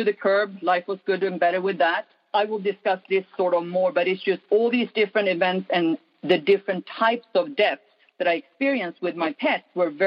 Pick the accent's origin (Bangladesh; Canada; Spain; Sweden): Sweden; moved away; I grew up in Sweden, right by the Arctic Circle. Cold, dark